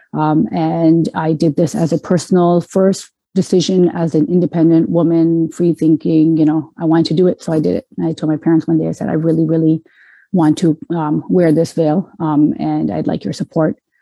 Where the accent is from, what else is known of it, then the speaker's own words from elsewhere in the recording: Canada; moved away as an adult; also born or lived in Metro Detroit, Michigan, United States; now in Detroit, United States; I was born and raised in Canada, so I saw myself as a Canadian